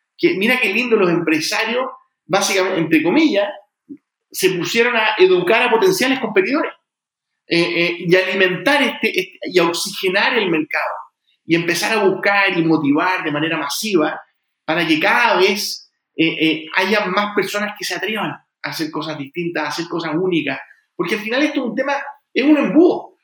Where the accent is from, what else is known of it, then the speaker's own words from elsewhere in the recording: Chile; also born or lived in United States; yo soy primera generación, yo nací en Estados Unidos, soy primera generación en Chile